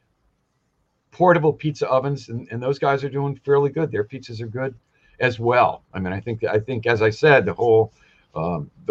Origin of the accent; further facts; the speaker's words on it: southeastern Connecticut, United States; now in Hawaii, United States; I grew up in Connecticut